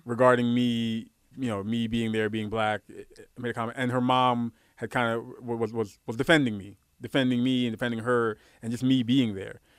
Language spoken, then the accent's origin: English; New York City, New York, United States; also born or lived in Guyana; I grew up in Brooklyn.